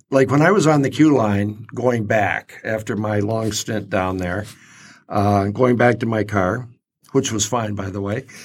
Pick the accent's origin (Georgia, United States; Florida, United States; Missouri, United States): Missouri, United States; Kansas City; born there; Well, I was born in Kansas City.